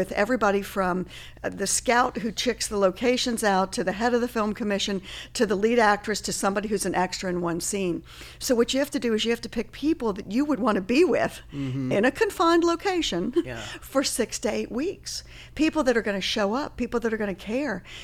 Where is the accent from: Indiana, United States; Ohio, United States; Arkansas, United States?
Ohio, United States; Cincinnati; moved away as an adult; also born or lived in Los Angeles / New York; in over the Rhine in my hometown